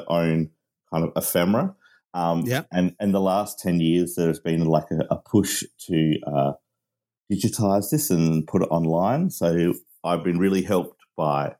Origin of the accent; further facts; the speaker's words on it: Australia; also born or lived in Manchester, United Kingdom; I am Australian of British parents, and I lived in Manchester